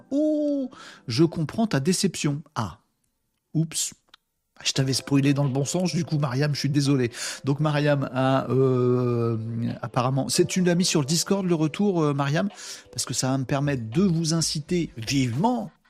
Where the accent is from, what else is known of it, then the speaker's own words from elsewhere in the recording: Hauts-de-France, France; Nous, à la Saint-Nicolas, quand j'étais môme dans le Nord, on se balançait, c'était, c'était le bazar.